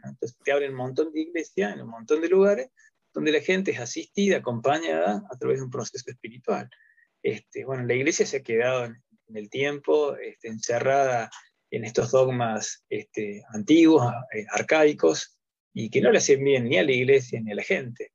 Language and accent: Spanish; Río Tercero, Córdoba, Argentina; soy de Córdoba, eh, Río Tercero, ahí me van a poder ubicar